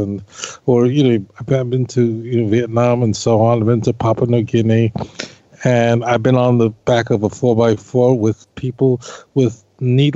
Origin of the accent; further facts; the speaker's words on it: New York, United States; as a kid, growing up in New York